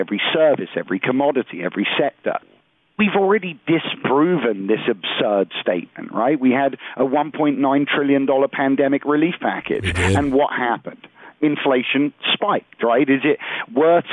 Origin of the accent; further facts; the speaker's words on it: United Kingdom; moved away; I'm originally from the United Kingdom